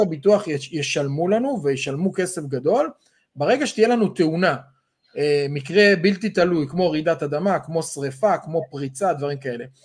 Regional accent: Israel; אנחנו ישראלים

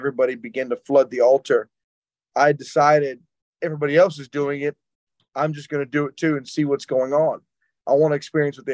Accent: Jackson, Mississippi, United States; I grew up in South Jackson, Mississippi, and I grew up pretty rough

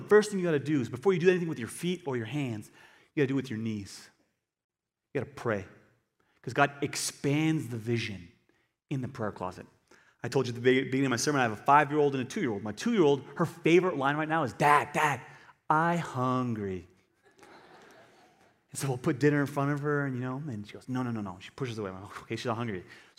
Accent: United States; Christian. I'm American Christian.

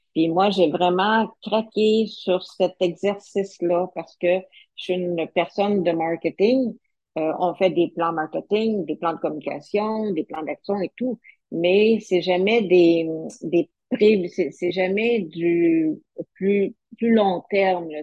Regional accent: Sherbrooke, Quebec, Canada; je suis originaire de Sherbrooke

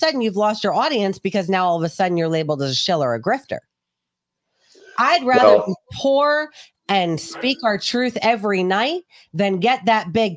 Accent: New York City, New York, United States; also born or lived in England; I grew up in New York City

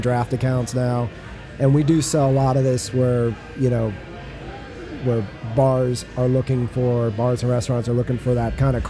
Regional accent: Florida, United States; moved away; I'm from Florida originally, so it's kind of an homage to, you know, where my roots are.

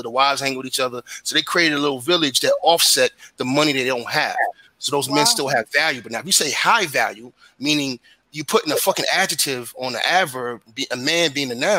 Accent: New York City, New York, United States; I come from Brooklyn

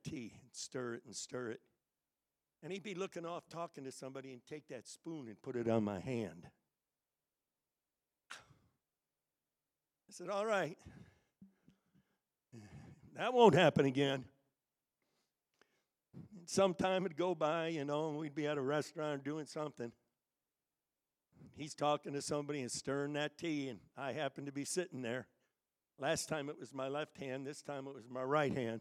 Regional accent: Connecticut, United States; My youth leader, when I was growing up in Connecticut, his name was Dave Catania

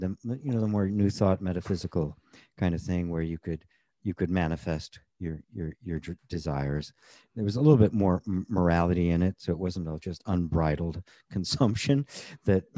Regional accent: United States; I grew up in the United States at the time in the 50s and into the 60s

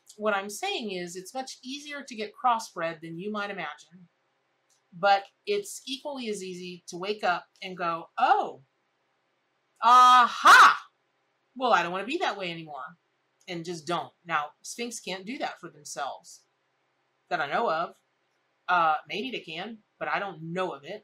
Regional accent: Ocala, Florida, United States; I grew up in Ocala, Florida.

